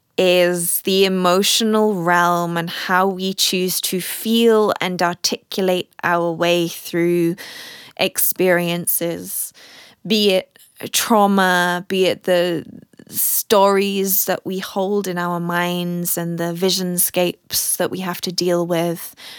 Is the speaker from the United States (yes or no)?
no; United Kingdom; moved away as an adult; also born or lived in Germany; now in South Africa; being British German